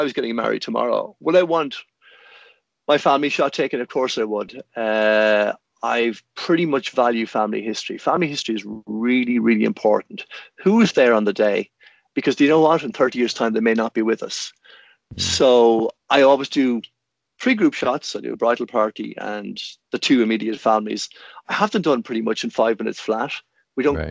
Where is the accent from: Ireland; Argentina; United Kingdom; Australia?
Ireland